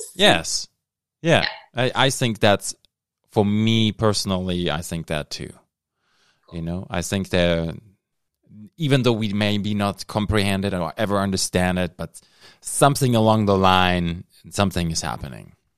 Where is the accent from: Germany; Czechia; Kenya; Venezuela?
Germany; now in Thunder Bay, Canada; I'm from Germany. I immigrated. I'm Canadian now